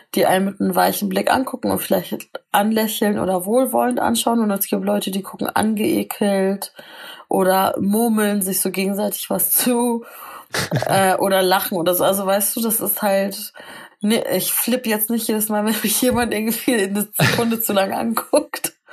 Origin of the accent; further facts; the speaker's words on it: Northern Germany, Germany; Ich sag meistens aus Norddeutschland